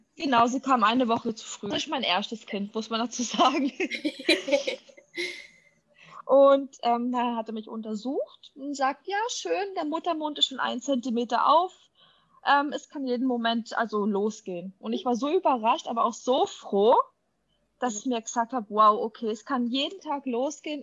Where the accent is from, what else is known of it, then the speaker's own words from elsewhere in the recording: Germany; bei uns in Deutschland